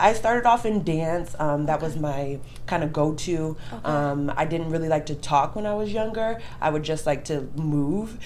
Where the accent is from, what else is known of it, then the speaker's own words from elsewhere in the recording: Davenport, Iowa, United States; moved away; also born or lived in Arizona; I'm originally from Davenport, Iowa